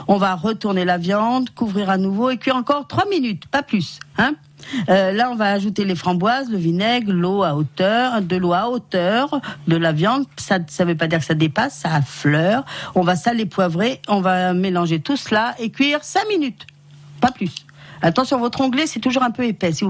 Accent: France; en tant que bon Français et ancien joueur de foot

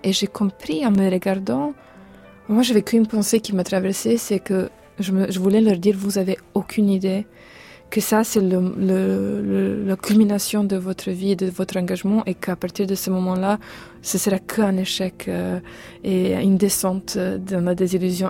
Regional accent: Serbia; chez nous en Serbie

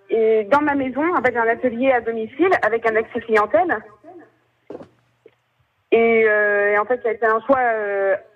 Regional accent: Vienne, Nouvelle-Aquitaine, France; now in Deux-Sèvres, France; je suis originaire euh, de la Vienne. Maintenant, j'habite en Deux-Sèvres.

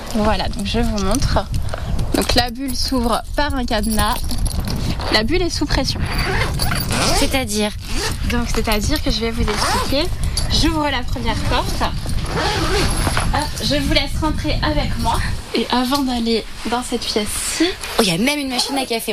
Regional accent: Provence-Alpes-Côte d'Azur, France; notre belle région de Provence

